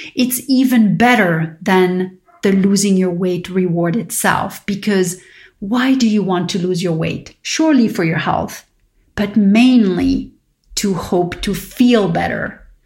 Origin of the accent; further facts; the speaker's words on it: Paris, Île-de-France, France; moved away; growing up in Paris with my father who was diabetic.